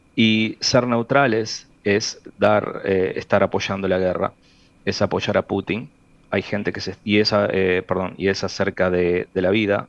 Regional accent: Uruguay; A mí como uruguayo

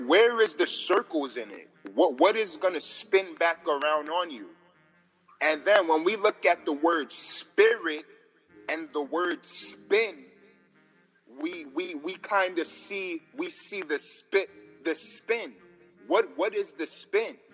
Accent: New York, United States; I'm from New York

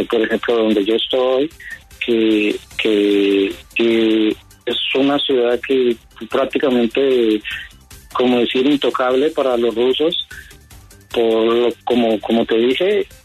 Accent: Colombia; moved away as an adult; now in Russia; soy colombiano, colombo-ruso, o sea, soy colombio y nacionalizado ruso.

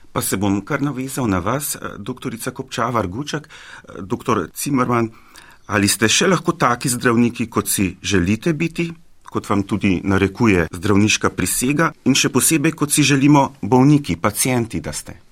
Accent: Slovenia; Slovenci smo bili

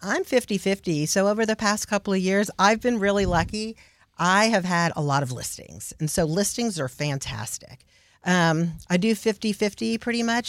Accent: Houston, Texas, United States; also born or lived in The Woodlands, Texas; I was raised in Houston

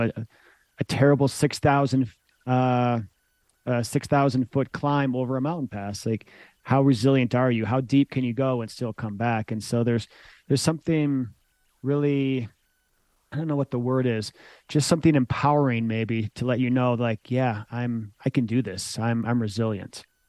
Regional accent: Michigan, United States; moved away as an adult; also born or lived in Boulder, Colorado; growing up in Michigan

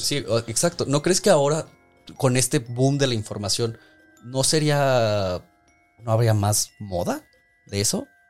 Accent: Mexico; como mexicanos nos gusta tanto la muerte

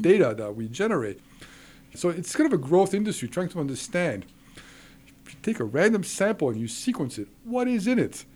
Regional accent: Switzerland; moved away; I was raised in Switzerland

